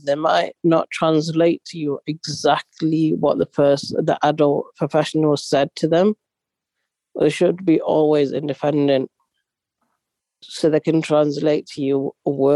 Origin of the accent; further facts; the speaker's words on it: Yemen; moved away; I'm Arab, I'm from Yemen, I'm not a Pakistani